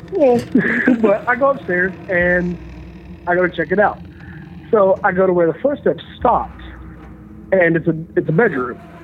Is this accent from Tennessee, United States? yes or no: yes; Tennessee, United States; now in Washington, DC area, United States; I'm from Tennessee